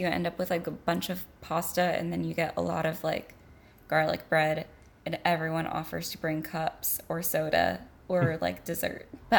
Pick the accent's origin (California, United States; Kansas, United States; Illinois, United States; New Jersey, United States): California, United States; And I'd be like, California.